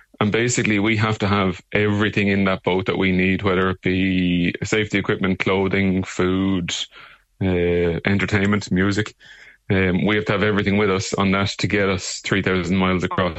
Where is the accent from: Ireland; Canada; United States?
Ireland; Arklow, Leinster; we're from Arklow and County Wicklow, where we're from hometown originally.